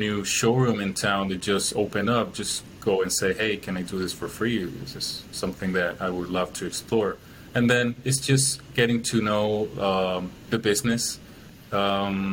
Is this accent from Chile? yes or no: yes; Chile; moved away as an adult; now in Milwaukee, United States; I'm originally from Chile, I live in Milwaukee now.